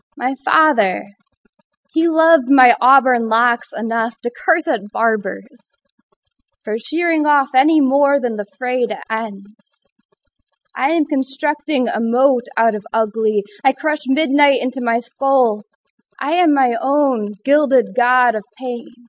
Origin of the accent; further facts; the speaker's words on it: Michigan, United States; moved away as an adult; now in Ithaca, United States; I am from the hand state